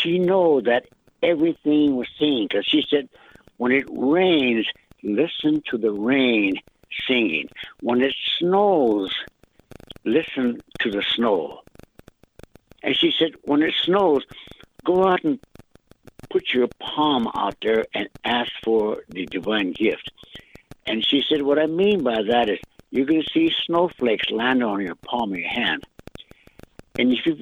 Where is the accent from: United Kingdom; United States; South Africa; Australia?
United States; accent: Lakota; first language Lakota; English is a second language; I went to school with my first language, Lakota.